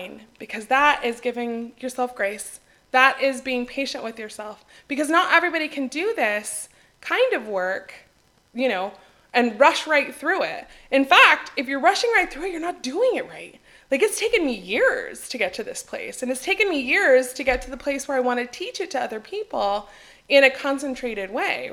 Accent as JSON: {"language": "English", "country": "United States", "moved": "as an adult", "lives_now": "Greece", "said": "as an American"}